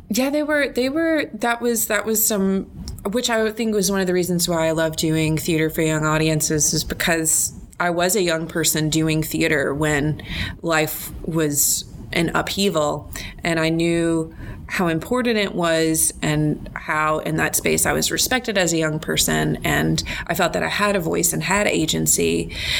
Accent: North Carolina, United States; moved away as an adult; now in Arkansas, United States; I'm originally from North Carolina. That's my home state.

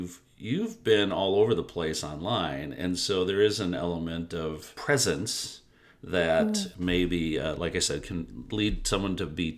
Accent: Detroit, Michigan, United States; I grew up in Detroit

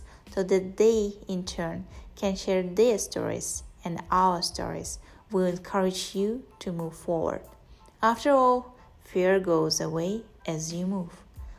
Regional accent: Kazakhstan; I'm from Kazakhstan

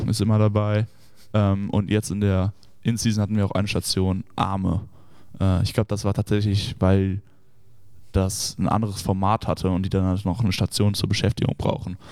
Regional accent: Düsseldorf, North Rhine-Westphalia, Germany; moved away as an adult; also born or lived in Notre Dame, Indiana; ich komme ja ursprünglich aus Düsseldorf äh, und wohne da auch

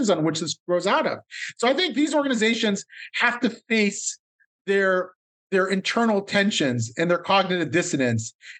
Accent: Columbus, Ohio, United States; I grew up in Columbus, Ohio in the 1970s and 80s

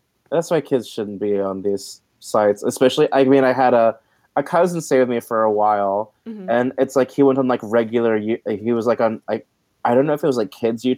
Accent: Florida, United States; I was a kid, I grew up here in Florida, being, like, the only Asian kid in most of my classes

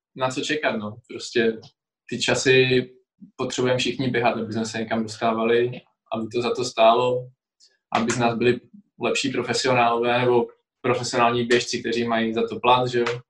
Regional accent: Czechia; tady u nás v Hronině, v mém mm-hmm. home city

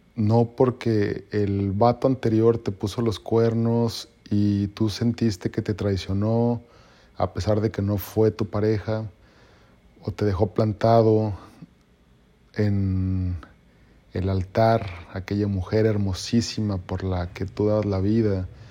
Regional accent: Mexico; yo soy mexicano

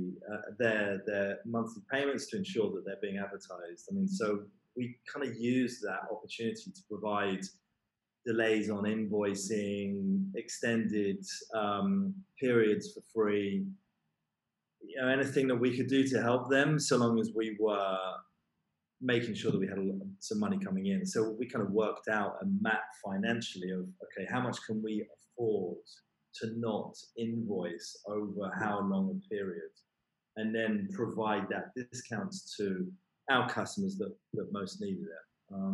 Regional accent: London, United Kingdom; I'm from London

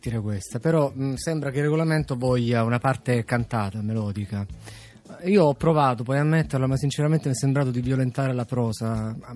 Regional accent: Messina, Sicily, Italy; Sì, sì, sono di Messina.

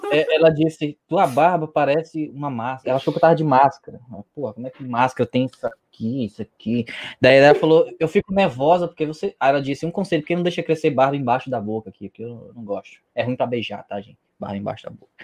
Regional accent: Northeast Region, Brazil; Eu sou do Nordeste

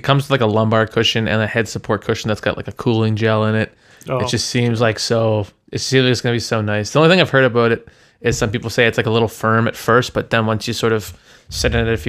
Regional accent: Toronto, Ontario, Canada; like I was from Toronto.

